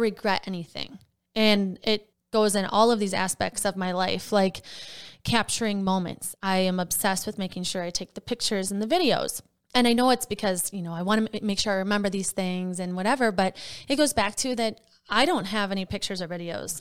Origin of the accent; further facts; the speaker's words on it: Wisconsin, United States; now in Minnesota, United States; I'm from Wisconsin